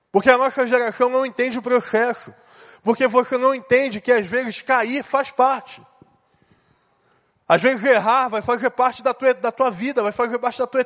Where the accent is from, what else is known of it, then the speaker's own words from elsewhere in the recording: São José do Calçado, Espírito Santo, Brazil; Eu vim de São José do Calçado, Espírito Santo.